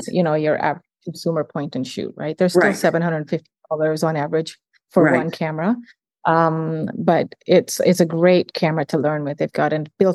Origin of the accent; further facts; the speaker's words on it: Uganda; now in Canada; I'm from Uganda